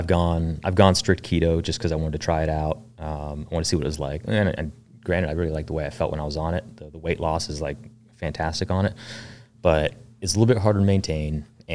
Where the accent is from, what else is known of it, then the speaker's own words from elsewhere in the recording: Lancaster, Pennsylvania, United States; also born or lived in Fort Bragg; I was born there while my dad was going through the Q course. He was a team guy as well.